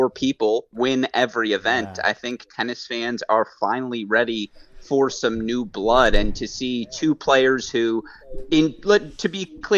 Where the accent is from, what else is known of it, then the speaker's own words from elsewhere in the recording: Detroit, Michigan, United States; moved away; I am from Detroit initially